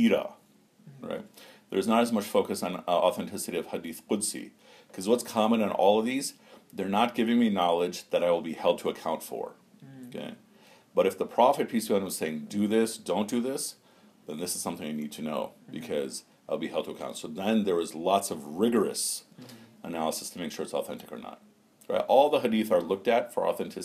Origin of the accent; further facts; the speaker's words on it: United States; growing up in America